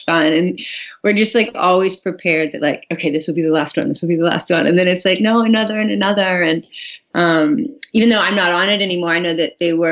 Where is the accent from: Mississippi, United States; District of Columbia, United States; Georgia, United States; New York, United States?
Georgia, United States; St. Simons Island; moved away as an adult; also born or lived in Atlanta, Georgia / Charleston, South Carolina / Santa Barbara, California; now in Los Angeles area, United States; I grew up on a little island called St. Simons, and it's just below Hilton Head